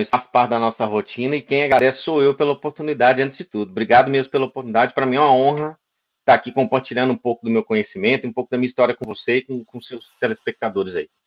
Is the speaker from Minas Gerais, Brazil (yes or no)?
yes; Patrocínio, Minas Gerais, Brazil; Sou de Patrocínio, Minas Gerais, uma cidade aí do interior do Triângulo Mineiro.